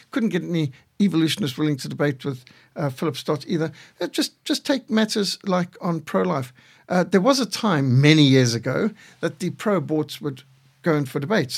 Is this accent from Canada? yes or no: no; Zimbabwe; I was brought up in Rhodesia